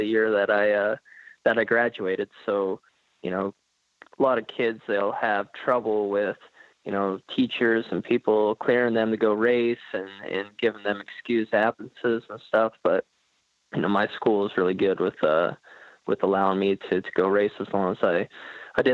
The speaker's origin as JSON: {"language": "English", "region": "southwest Washington", "country": "United States", "tie": "born or raised there", "also_born_or_lived": "Centralia, Washington", "said": "I was born in Centralia, Washington, which is in southwest Washington. And then I grew up about 30 minutes west of there"}